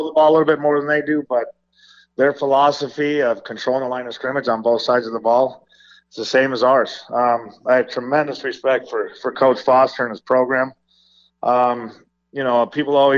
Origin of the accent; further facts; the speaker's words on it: Las Vegas, Nevada, United States; myself and some of our coaches who are born and raised in Las Vegas